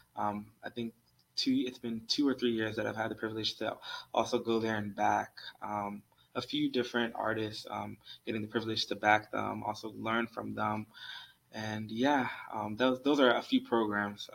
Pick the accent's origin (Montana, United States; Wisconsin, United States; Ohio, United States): Ohio, United States; Columbus; also born or lived in Maryland; I basically say I grew up here in Columbus because I went to elementary school here, middle school here, high school, college.